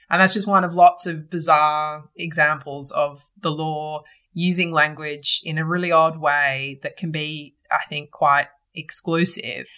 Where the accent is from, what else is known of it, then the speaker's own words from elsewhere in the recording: Sydney, New South Wales, Australia; I was born and bred in Sydney